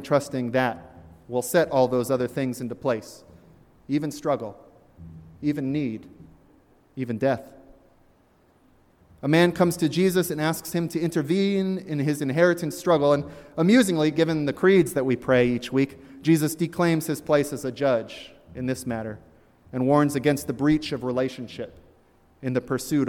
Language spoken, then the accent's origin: English; Virginia, United States; born there; also born or lived in Deep South; though I was born in Virginia and lived much of my life in the Deep South, I have also spent good time in Poughkeepsie and Hartford and Boston.